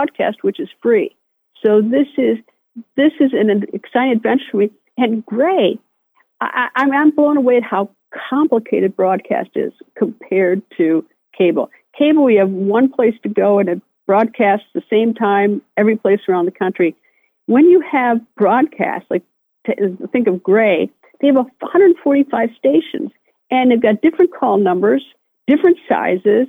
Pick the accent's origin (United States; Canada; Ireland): United States; Appleton, Wisconsin; moved away as an adult; also born or lived in Madison, Wisconsin; now in Washington, D.C., United States; I grew up among the most decent people in Appleton and Madison